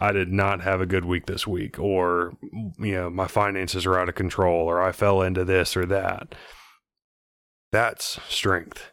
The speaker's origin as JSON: {"language": "English", "region": "Texas", "country": "United States", "tie": "born or raised there", "said": "growing up in Texas"}